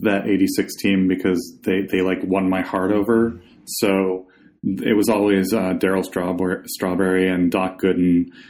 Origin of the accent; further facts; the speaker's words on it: Buffalo, New York, United States; I grew up in Buffalo, New York, that area.